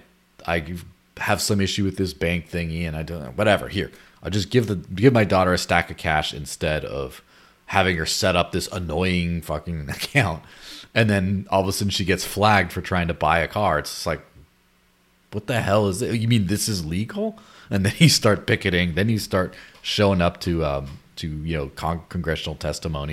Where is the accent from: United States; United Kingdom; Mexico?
Mexico; moved away; my childhood growing up in Mexico